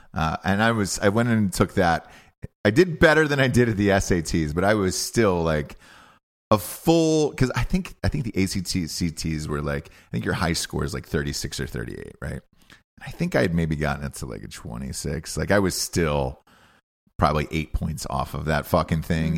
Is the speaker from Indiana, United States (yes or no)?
no; Georgia, United States; University of Georgia, where, you know, I didn't get in there and I graduated with honors, and that was my home state, and I grew up there my entire life